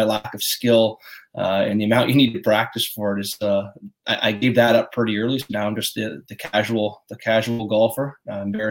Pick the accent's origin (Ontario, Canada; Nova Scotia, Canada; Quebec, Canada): Nova Scotia, Canada; Pictou County; also born or lived in New Glasgow, Nova Scotia; born and raised in Pictou County, as many like to just simplify to Pictou, but I'm from the McCollins Brook area, which is a little more about 10 minutes out of New Glasgow